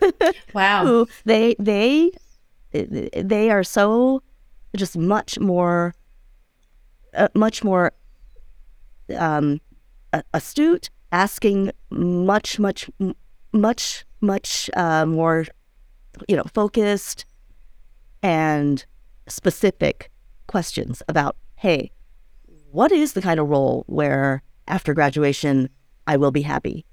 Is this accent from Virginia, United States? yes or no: yes; D.C., the Virginia suburbs of Washington, United States; I grew up in the Virginia suburbs of D.C.